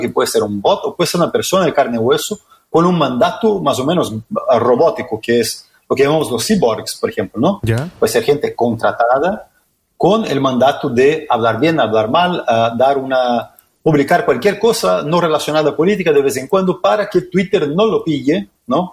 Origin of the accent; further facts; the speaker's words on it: Brazil; Spanish is a second language; now in Chile; yo soy brasileño